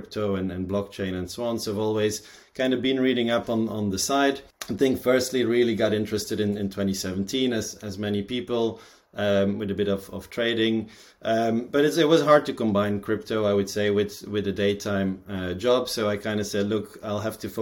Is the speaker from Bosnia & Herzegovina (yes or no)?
no; Belgium; born and raised in Belgium